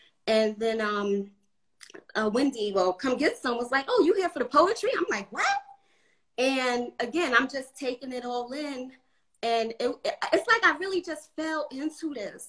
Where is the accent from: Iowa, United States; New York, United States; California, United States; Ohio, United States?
New York, United States; New York City; moved away as an adult; also born or lived in North Carolina; now in Atlanta, United States; growing up in New York